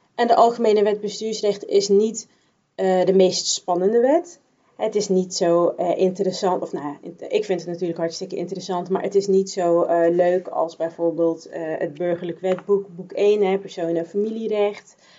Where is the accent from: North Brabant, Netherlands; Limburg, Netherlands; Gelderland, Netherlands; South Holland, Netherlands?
North Brabant, Netherlands; Bergen op Zoom; now in 's-Hertogenbosch, Netherlands; Ik ben geboren en opgegroeid in Bergen op Zoom, dus de andere kant van, van Brabant.